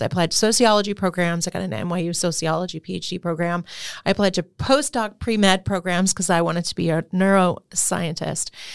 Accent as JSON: {"language": "English", "town": "Hamden", "region": "Connecticut", "country": "United States", "tie": "born or raised there", "also_born_or_lived": "New Haven, Connecticut / New York City", "said": "I grew up in Hamden, Connecticut, and I was born Yale, New Haven Hospital."}